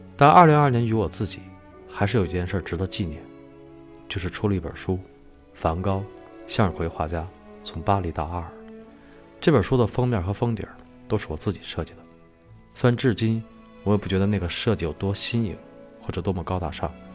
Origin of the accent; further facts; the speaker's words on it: China; 我是一个中国人